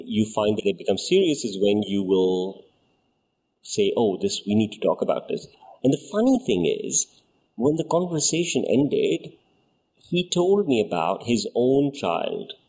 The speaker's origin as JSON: {"language": "English", "region": "Dubai", "country": "United Arab Emirates", "tie": "born or raised there", "said": "We grew up in Dubai"}